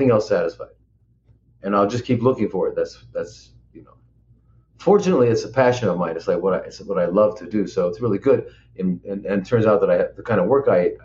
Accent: Los Angeles, California, United States; I grew up in Hollywood

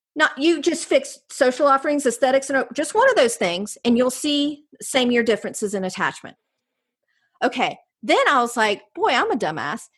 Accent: Jamestown, North Carolina, United States; also born or lived in Raleigh, North Carolina / Miami, Florida; now in Cary, United States; I'm a North Carolina girl. I grew up in Jamestown, which is right outside of High Point

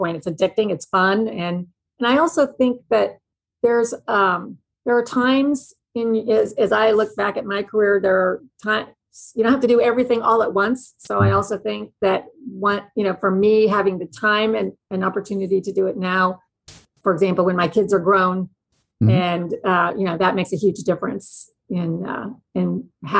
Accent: Kansas City, Missouri, United States; I'm from Kansas City. I grew up in Kansas City, Missouri

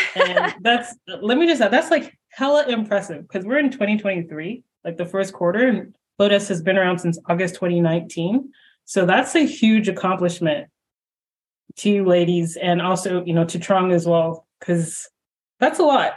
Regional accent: Canada; now in Toronto, Canada; I'm in Toronto and I'm Canadian

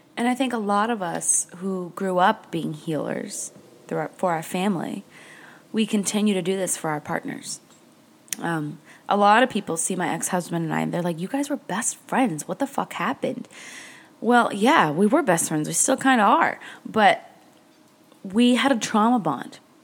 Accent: New Hampshire, United States; now in Marathon, Florida, United States; I grew up in New Hampshire

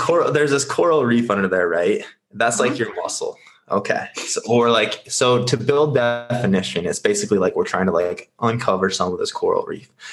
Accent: Nebraska, United States; now in Scottsdale, United States; I'm currently located in Scottsdale. I am originally from Nebraska.

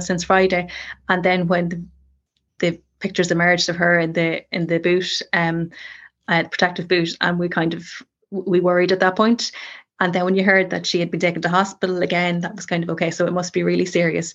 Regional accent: Ireland; being Irish

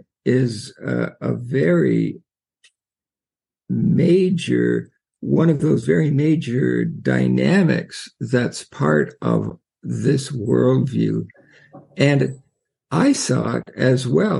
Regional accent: Canada; I'm from Canada

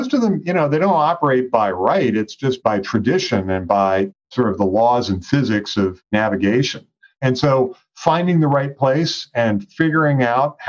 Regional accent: United States; I grew up sailing on the Chesapeake Bay

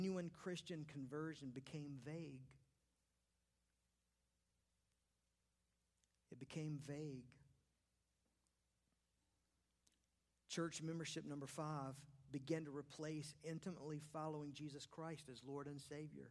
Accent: Charlotte, North Carolina, United States; when I was a kid growing up in West Charlotte

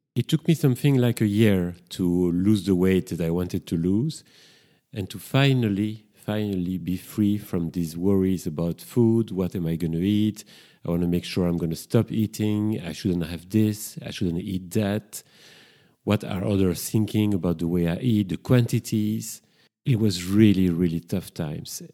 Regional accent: Brussels, Brussels-Capital Region, Belgium; accent: French; English is a second language; now in London, United Kingdom; I've been living in London for quite a few years, and I'm originally from Brussels. That's why I've got this strong French accent

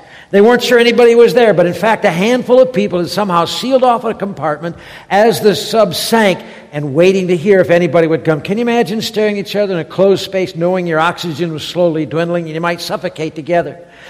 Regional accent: Detroit, Michigan, United States; moved away; You understand by my accent, I'm not from around these here parts. I'm from Michigan originally, born and raised in Detroit.

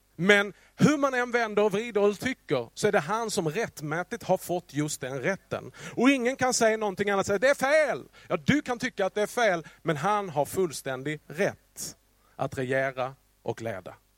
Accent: Skåne, Sweden; accent: Scanian (skånska); min skånska

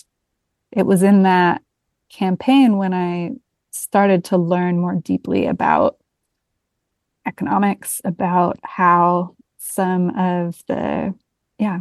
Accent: London, United Kingdom; I was born and raised in London, England

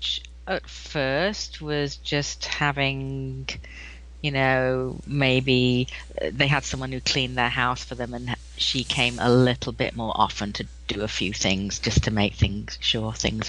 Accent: England, United Kingdom; now in Wilmington, United States; I am English. Maybe your listeners can detect that.

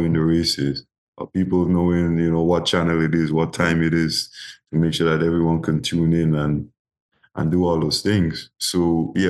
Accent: Grenada; my first year in my hometown club called Speed Zone. That was my club in Guelph

